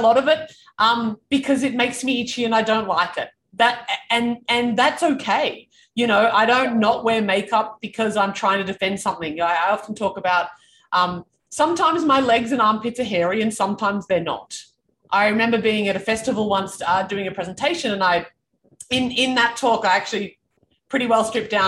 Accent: Canberra, Australian Capital Territory, Australia; I grew up in Canberra

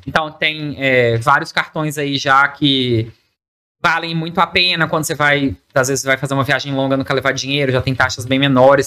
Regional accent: Espírito Santo, Brazil; A gente é capixaba

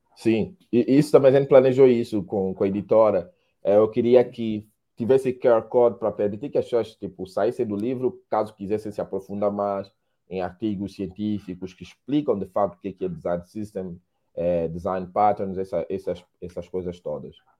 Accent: Angola; moved away as an adult; now in Brazil; sou angolano, moro no Brasil já 10 anos

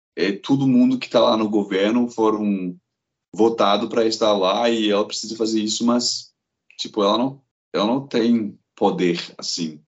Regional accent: Glasgow, Scotland, United Kingdom; first language English; Portuguese is a second language; moved away as an adult; now in Belo Horizonte, Brazil; eu sou de Glasgow. Lá, tipo, na Escócia, o povo come as palavras, mas ainda é lá em Glasgow. Então eu cresci com isso

